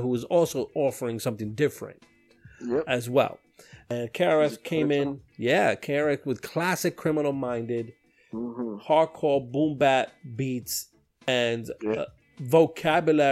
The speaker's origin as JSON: {"language": "English", "town": "New York City", "region": "New York", "country": "United States", "said": "I'm from Brooklyn"}